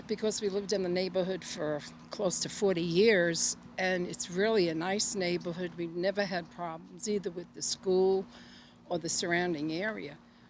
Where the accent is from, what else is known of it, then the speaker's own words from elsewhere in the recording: New York City, New York, United States; now in San Jose, United States; I'm originally from Brooklyn, New York, so I always knew everybody on my block and even below where I lived and up near 6th, 7th Avenue.